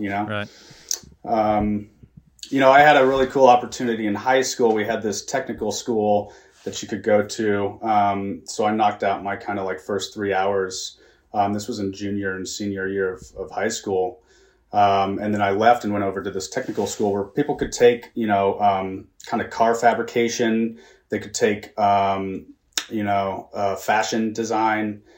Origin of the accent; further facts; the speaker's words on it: Kansas City, United States; I was born and raised in the Midwest in Kansas City